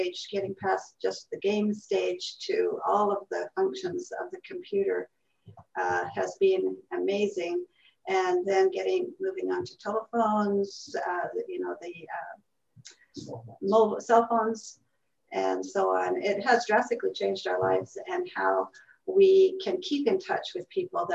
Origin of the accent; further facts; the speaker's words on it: Canada; I born and raised in Canada